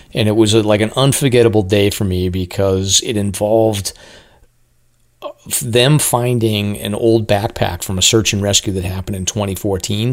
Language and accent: English; Amesbury, Massachusetts, United States; I live in Amesbury, Mass.